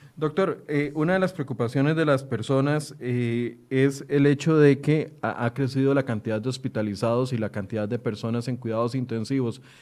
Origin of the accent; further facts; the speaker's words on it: Costa Rica; como ciudadanos, como costarricenses